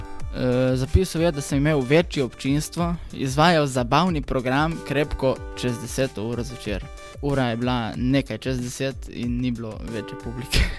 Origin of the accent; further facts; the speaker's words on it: Kal pri Pivki, Slovenia; prihajam iz Kala pri Pivki